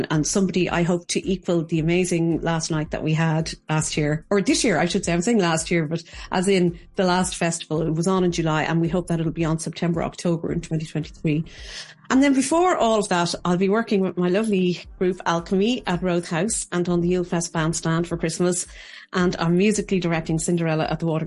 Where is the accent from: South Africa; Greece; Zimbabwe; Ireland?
Ireland; Dublin, Leinster; now in Kilkenny, Ireland; I'm originally from Ballymun in Dublin, on the north side of Dublin, and I now live in the heart of Kilkenny City